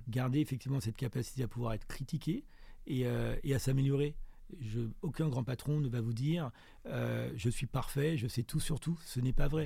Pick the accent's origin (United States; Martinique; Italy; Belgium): Martinique; also born or lived in France / South Africa; now in Johannesburg, South Africa; quand on est martiniquais et quand on a mon âge, on a forcément été influencé par Aimé Césaire